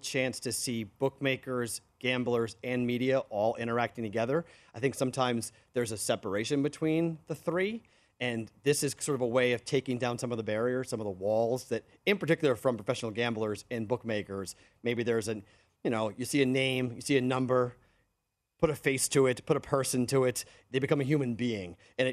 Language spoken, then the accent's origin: English; Boston, Massachusetts, United States; I am the Bostonian